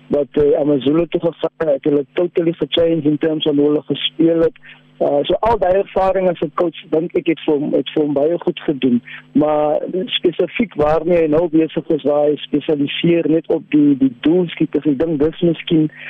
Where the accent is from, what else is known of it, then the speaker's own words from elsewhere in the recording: South Africa; ons as as Suid-Afrikaners